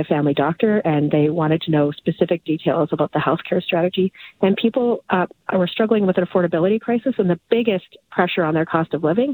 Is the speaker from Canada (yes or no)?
yes; northern Alberta, Canada; now in Edmonton, Canada; I grew up in Canuso, a very small, it's a hamlet, in fact, in northern Alberta.